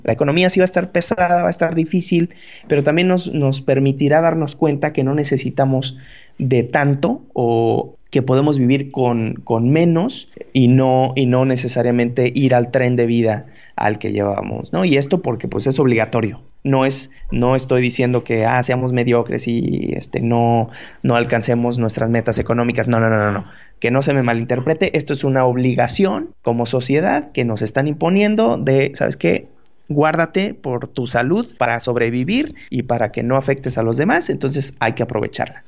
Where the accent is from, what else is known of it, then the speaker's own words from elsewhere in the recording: Mexico; como mexicanos que somos